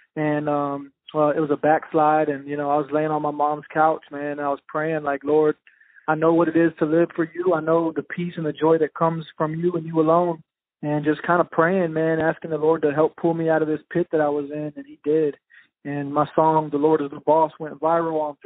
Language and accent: English; Richmond, Virginia, United States; But I'm originally from Richmond, Virginia. Both of my parents were drug addicts, so I grew up in a lot of different crack houses and trap houses and grew up in the streets, you know, bounced around a lot, moved around a lot